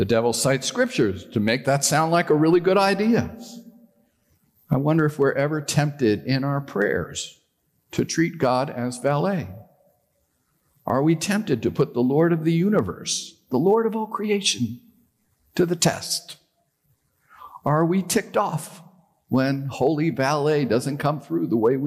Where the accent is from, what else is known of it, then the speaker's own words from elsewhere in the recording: New York, United States; I'm a Yankee. I was born in New York